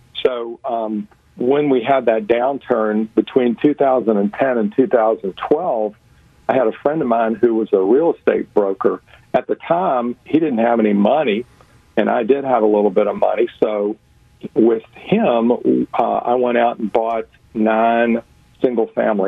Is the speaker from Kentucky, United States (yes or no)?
yes; Louisville, Kentucky, United States; I'm from Louisville, Kentucky